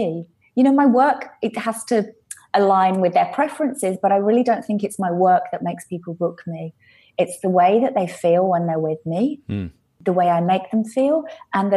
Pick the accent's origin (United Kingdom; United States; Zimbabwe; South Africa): United Kingdom; England; also born or lived in London / Ibiza; I'm English.